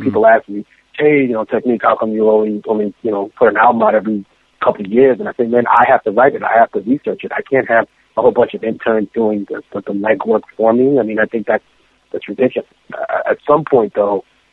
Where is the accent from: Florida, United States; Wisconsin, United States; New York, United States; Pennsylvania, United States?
New York, United States; New York City; also born or lived in Lima, Peru; I came to America, specifically to New York City, when I was very young, and I became immersed in hip-hop culture.